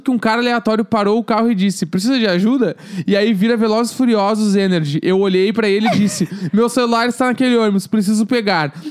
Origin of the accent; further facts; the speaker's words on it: Rio de Janeiro, Brazil; Bom, sou do Rio de Janeiro, mais precisamente no Meyer.